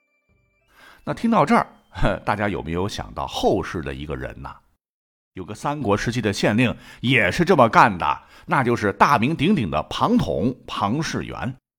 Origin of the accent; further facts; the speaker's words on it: Shandong, China; 我们山东这边呢，劝酒的套路很多